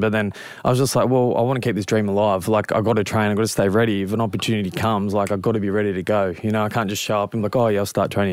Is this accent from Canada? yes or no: no; Cronulla, New South Wales, Australia; also born or lived in Penrith, New South Wales; being from Cronulla and obviously being Australian born